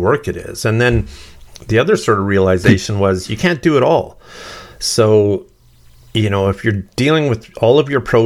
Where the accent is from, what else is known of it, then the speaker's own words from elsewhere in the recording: Sturgeon County, Alberta, Canada; I grew up in Sturgeon County, which is just north of Edmonton